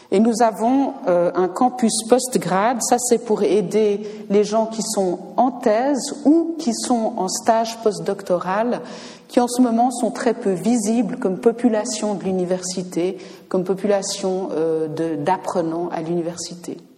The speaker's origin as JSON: {"language": "French", "country": "Switzerland", "said": "Je peux le dire parce que je suis américaine en plus d'être suisse"}